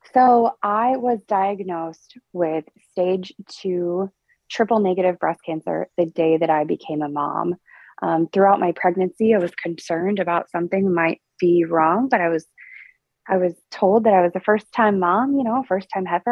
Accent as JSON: {"language": "English", "town": "Perkins", "region": "Oklahoma", "country": "United States", "tie": "born or raised there", "also_born_or_lived": "Indiana / Nashville", "said": "I grew up in what I like to call Stillwater's greatest suburb of Perkins, Oklahoma"}